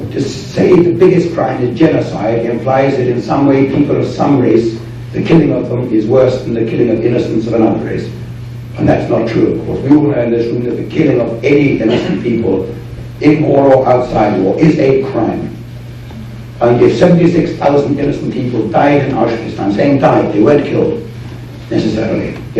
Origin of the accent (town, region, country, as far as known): United Kingdom